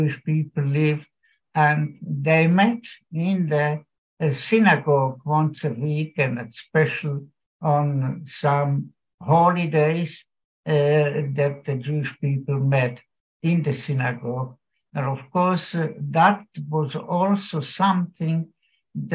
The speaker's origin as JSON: {"language": "English", "town": "Piešťany", "region": "Trnava Region", "country": "Slovakia", "tie": "born or raised there", "also_born_or_lived": "Merašice, Slovakia", "moved": "yes", "lives_now": "Ireland", "said": "I was born in Slovakia in a town, Pieštany, and then we lived in a small village called Merašice, with about 700 inhabitants."}